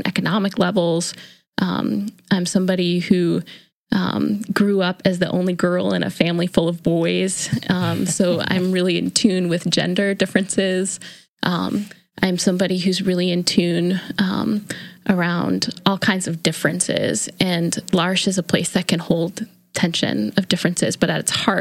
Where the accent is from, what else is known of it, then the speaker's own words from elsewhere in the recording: Hamburg, New York, United States; I grew up in Buffalo, New York, actually in a little suburb south of Buffalo called Hamburg, New York